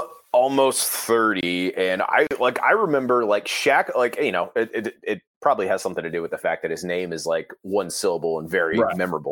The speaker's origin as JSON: {"language": "English", "town": "Cincinnati", "region": "Ohio", "country": "United States", "tie": "born or raised there", "said": "the Cincinnati Reds, my hometown team"}